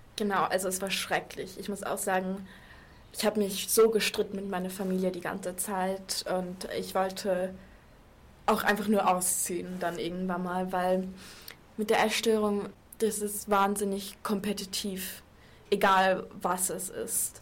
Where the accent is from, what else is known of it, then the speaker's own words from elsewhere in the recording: Munich, Bavaria, Germany; moved away; Ich bin Münchnerin